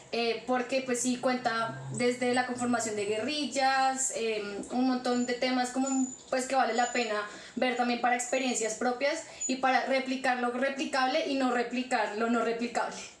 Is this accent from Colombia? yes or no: yes; Colombia; como colombiana